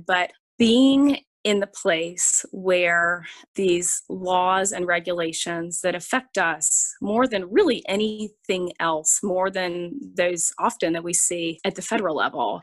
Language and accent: English; Charlotte, North Carolina, United States; I grew up in Charlotte, North Carolina.